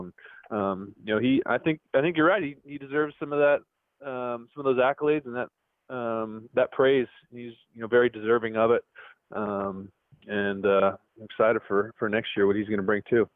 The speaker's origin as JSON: {"language": "English", "town": "Livermore", "region": "California", "country": "United States", "tie": "born or raised there", "also_born_or_lived": "Pleasanton, California", "said": "I was born in Livermore, spent a little time in Pleasanton, I'm in Danville, but um, know, I'm an East Bay guy"}